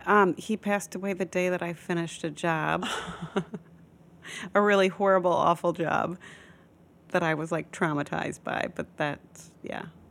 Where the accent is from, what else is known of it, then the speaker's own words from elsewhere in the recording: Midwest, United States; moved away as an adult; also born or lived in Florida / Los Angeles; now in New York, United States; I was born and raised in the Midwest